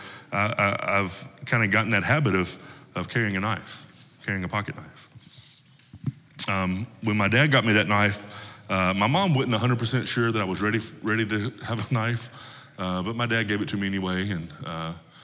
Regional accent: Tennessee, United States; Where I come from, where I grew up in Tennessee, most of the men that I grew up around carried pocket knives with them all the time.

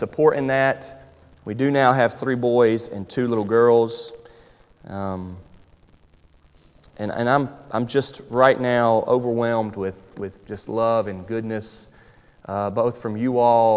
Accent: Charlotte, North Carolina, United States; moved away as an adult; now in Louisville, United States; I'm from North Carolina. Grew up, born and raised in Charlotte, North Carolina. I've been here now 12 years

